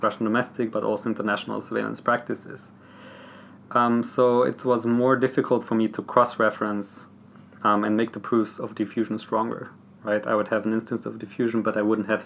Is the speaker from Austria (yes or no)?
yes; southern Austria, Austria; I'm from Austria. I'm from the Slovenian ethnic group, which is a minority in the southern part of Austria